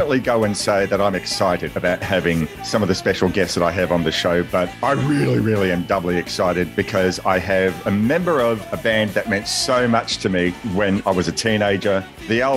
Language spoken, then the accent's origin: English; Australia; born or raised there